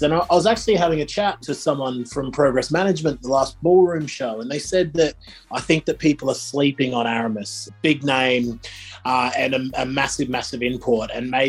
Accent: Australia; now in United Kingdom; I'm from Australia where like Nitro was even more accessible than Raw on TV.

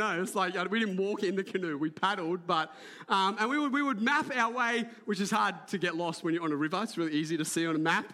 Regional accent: Port Macquarie, New South Wales, Australia; I grew up in Port Macquarie before it was built up

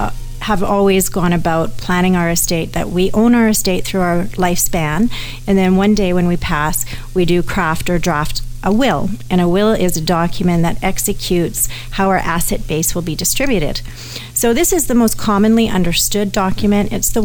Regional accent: Canada; Even though I'm a Canadian, America has different legal systems than we do, as everyone knows. And so all of a sudden, I've put my own Canadian estate in jeopardy to, say, a liability.

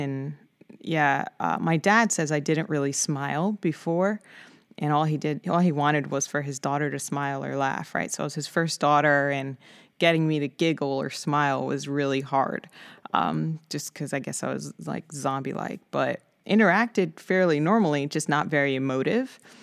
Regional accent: New York City, New York, United States; I grew up in the Bronx of New York City, um, born and raised

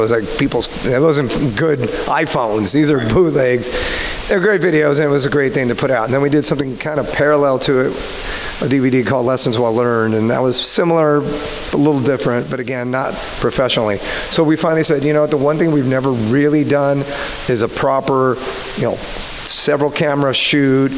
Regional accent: Los Angeles, California, United States; also born or lived in South Pasadena; we grew up in El Sereno, which is a little enclave of L.A. It's East L.A.

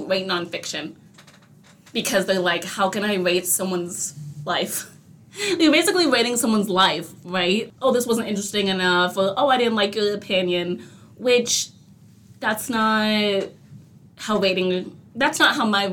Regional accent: California, United States; I'm born and raised in California, and I've had my fair share of incidences here in this lovely state

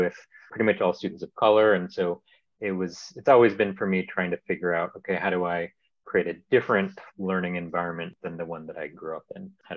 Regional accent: Portland, Oregon, United States; moved away; also born or lived in New York City; I grew up in Portland, Oregon

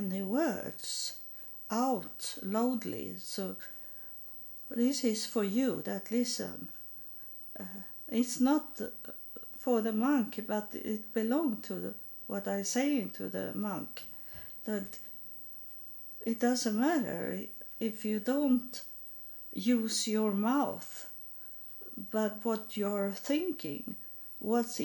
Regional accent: Sweden; English is a second language; also born or lived in United States; I was in my own country, I was still homeless and poor and needy, but I was in my country, and that means very much to could have the same languages and have the same sort of thinking, same culture

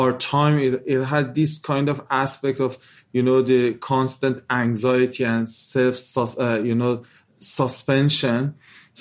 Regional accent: Iran; we are from Iran

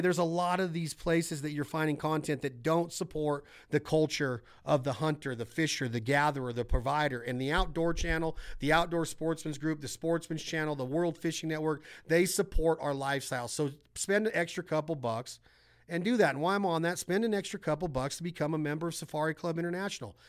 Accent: West Coast, United States; growing up on the West Coast

